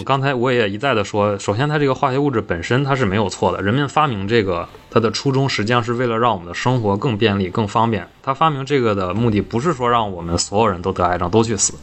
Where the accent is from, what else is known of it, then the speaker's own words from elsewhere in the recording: Northeast China, China; 我们东北人